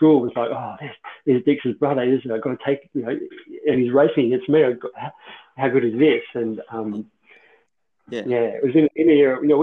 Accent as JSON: {"language": "English", "town": "Ballarat", "region": "Victoria", "country": "Australia", "said": "I was from Ballarat, Moners was kind of my hometown favourite guy."}